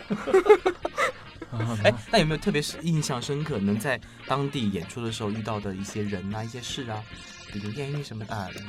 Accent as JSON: {"language": "Chinese", "region": "Chongqing", "country": "China", "said": "我是重庆人"}